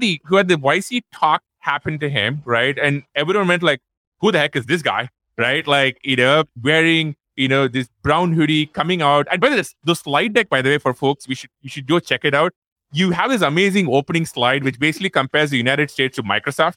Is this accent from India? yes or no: yes; Chennai, Tamil Nadu, India; moved away; we are both from Chennai